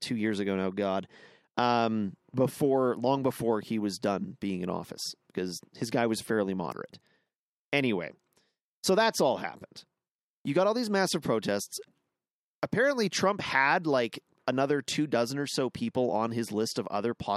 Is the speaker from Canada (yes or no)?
yes; Canada; I'm a Canadian